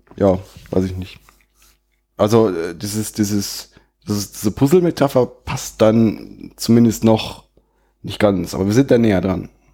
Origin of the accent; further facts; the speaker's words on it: Sauerland, North Rhine-Westphalia, Germany; mich als Sauerländer